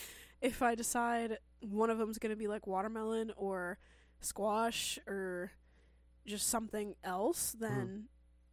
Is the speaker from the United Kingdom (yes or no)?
yes; Scotland, United Kingdom; also born or lived in Glasgow; I was born in Moray, and I lived there until I was 7. Then I got taken into care and was there until I was 17. I left in June 2021, and I'm back in Moray.